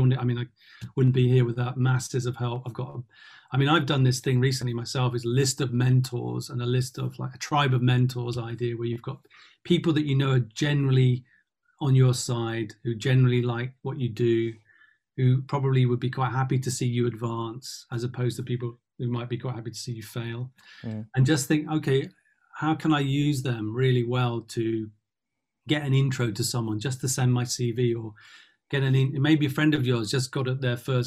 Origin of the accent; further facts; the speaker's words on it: London, United Kingdom; as a guy growing up in Tottenham